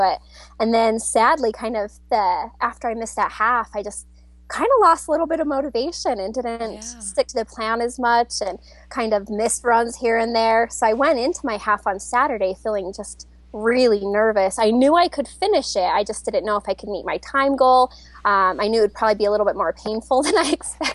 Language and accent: English; Utah, United States; I'm from Utah, in a small town kind of by Park City